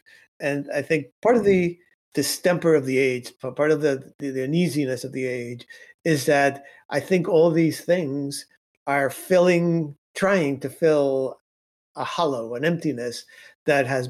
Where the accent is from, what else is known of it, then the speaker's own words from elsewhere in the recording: Cuba; moved away; I come from Cuba.